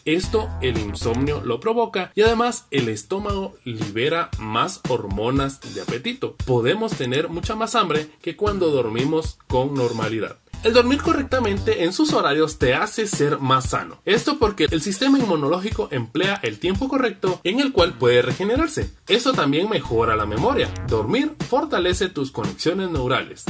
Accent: Guatemala; como buenos guatemaltecos

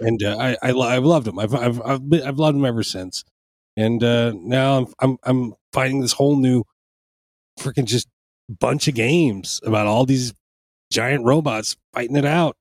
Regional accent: Panama; now in United States; in Panama, I grew up watching them

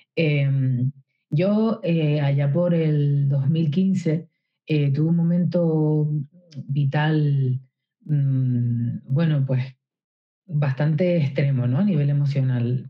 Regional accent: Canary Islands, Spain; yo soy de Canarias, de unas islas

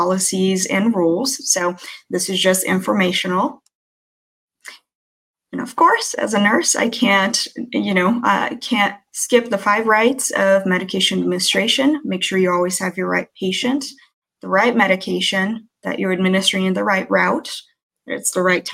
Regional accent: Brazil; moved away; I'm native from Brazil, and being born in a foreign country in the 80s

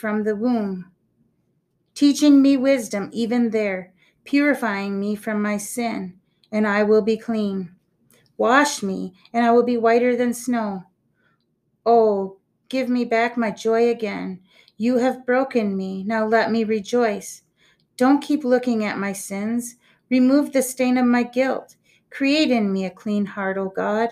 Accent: Byron Center, Michigan, United States; I grew up in Byron Center

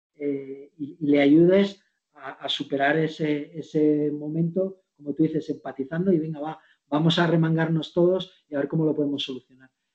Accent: Segovia, Castile and León, Spain; now in Madrid, Spain; yo que soy de pueblo, de un, pueblo de Segovia que se llama Barboya y que está al lado de Sepúlveda, son mis dos, mis dos pueblos, vengo ahí de criar vacas, cabras y ovejas

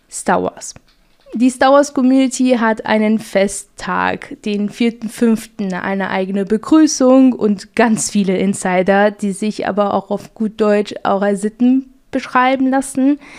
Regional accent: Portugal; Also das kannte ich als Portugiese nicht und das war für mich ein Kulturschock.

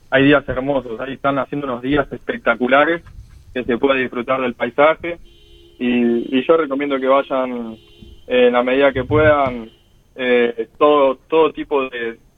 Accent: Argentina; pero como argentino también, ¿no? Hoy está representando a nuestro país de la mejor manera

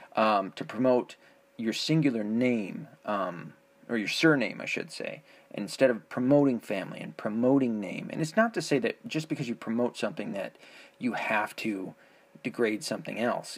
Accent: the South, United States; I grew up in the South where uh, blacks were primarily Christian.

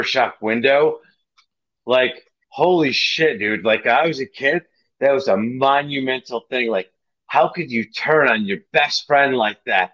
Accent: Michigan, United States; I grew up in Michigan. I'm in Michigan.

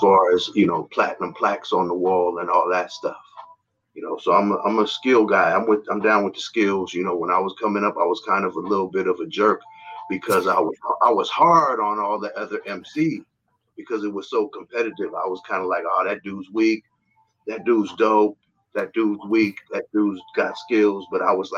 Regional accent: San Francisco, California, United States; I'm from San Francisco, California, born and raised, never left.

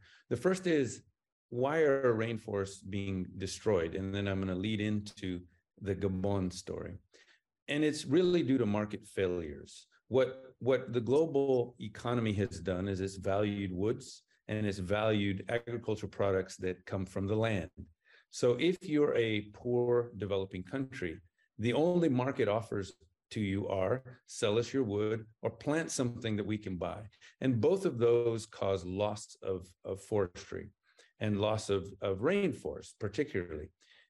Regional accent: Papua New Guinea; accent: American; moved away; also born or lived in United States; I was raised in Papua New Guinea, and then I was sent to the U.S. to become educated and civilized. Jury's still out on both. And along the way, I picked up an American accent.

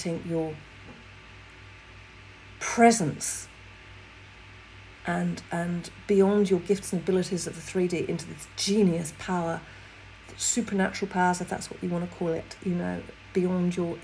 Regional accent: England, United Kingdom; I'm English

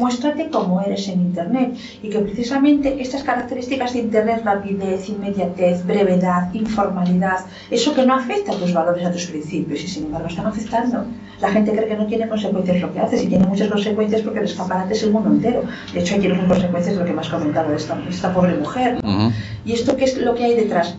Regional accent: Lugo, Galicia, Spain; soy gallego, estoy orgullosa de ser española

